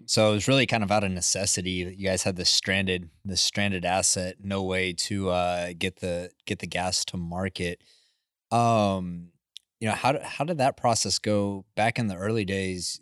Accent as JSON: {"language": "English", "region": "West Texas", "country": "United States", "tie": "born or raised there", "said": "I grew up in West Texas, like, we have high wind there"}